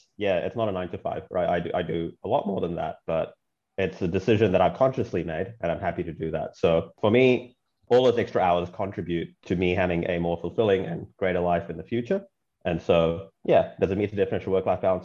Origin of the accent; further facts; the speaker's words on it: Auckland, New Zealand; also born or lived in Chennai, India / Brunei; And then I moved to New Zealand when I was 9, and I grew up there. I lived in Auckland